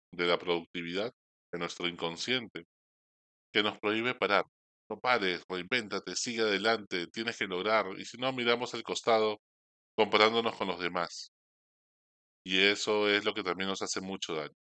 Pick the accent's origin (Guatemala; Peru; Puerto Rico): Peru; Somos peruanos